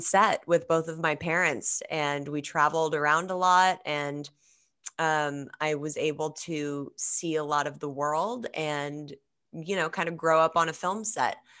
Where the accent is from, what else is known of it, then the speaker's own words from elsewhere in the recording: Los Angeles, California, United States; I grew up in Los Angeles